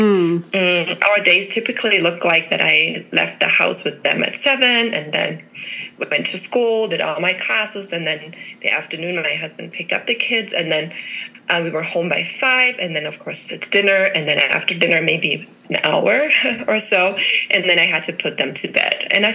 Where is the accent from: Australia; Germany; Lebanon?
Germany; moved away as an adult; now in Colorado, United States; I'm originally from Germany. I've been living in the States, now in Colorado, for 5 years